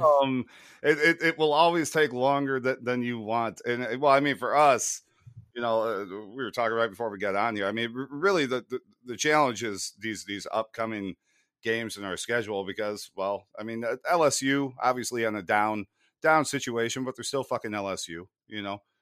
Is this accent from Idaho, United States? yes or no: no; Sycamore, Illinois, United States; I grew up in Big Ten country outside of, uh, outside of Chicago